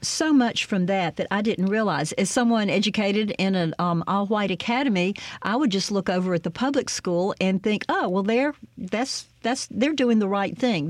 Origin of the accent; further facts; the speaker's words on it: Greenwood, Mississippi, United States; growing up in Greenwood